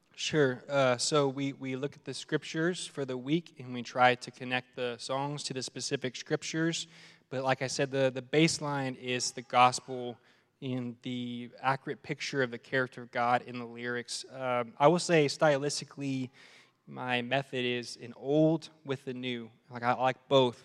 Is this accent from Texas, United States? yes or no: yes; Arlington, Texas, United States; moved away as an adult; now in Amarillo, United States; I'm from Dallas Fort Worth area, and um, been in ministry for 12 years and privilege of serving in uh, the church I grew up in in uh, Arlington, Texas